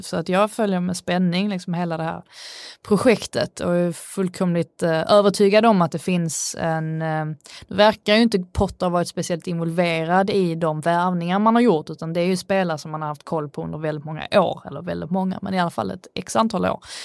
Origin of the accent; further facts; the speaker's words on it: Sweden; jag är svensk